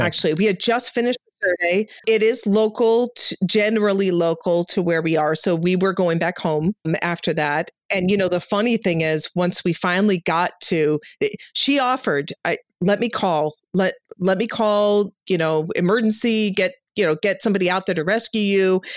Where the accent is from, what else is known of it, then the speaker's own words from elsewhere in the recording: Chicago, Illinois, United States; moved away; I'm from Chicago